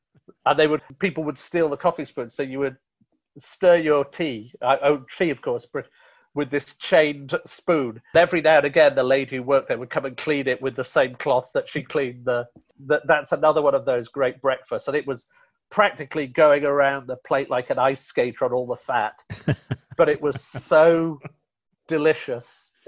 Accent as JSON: {"language": "English", "country": "India", "said": "And so even though I'm from India, I don't get people going, I just want to eat something so hot it's going to burn my mouth, because Indian food isn't like that."}